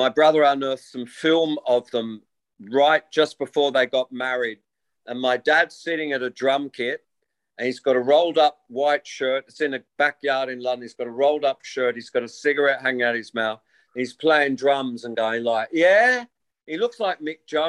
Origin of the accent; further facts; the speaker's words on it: Wollongong, New South Wales, Australia; also born or lived in England; to be an English kid was definitely a tiny, slight disadvantage in this ridiculous microcosm of a high school in Wollongong, of a infant school